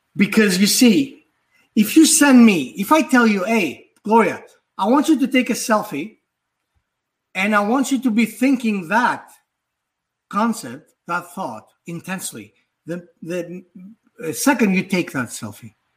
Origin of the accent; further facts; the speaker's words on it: Athens, Attica, Greece; also born or lived in Manhattan, New York; now in Hudson Valley, New York, United States; I was uh, born and raised in Athens, Greece.